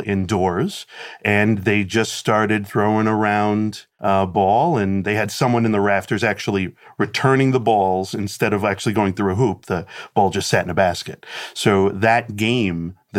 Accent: Philadelphia, Pennsylvania, United States; I'm from Philadelphia

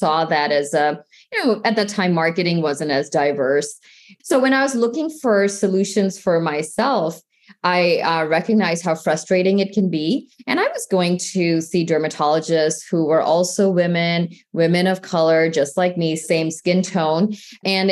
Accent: St. Louis, Missouri, United States; I grew up in the Midwest in the St. Louis area

